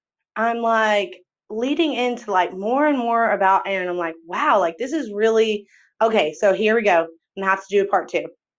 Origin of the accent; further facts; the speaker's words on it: Texas, United States; I'm from Texas too.